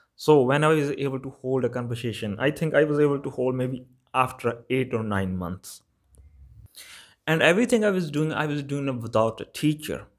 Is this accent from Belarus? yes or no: no; Malwa, Punjab, India; accent: Malwa; English is a second language; my accent is Malba accent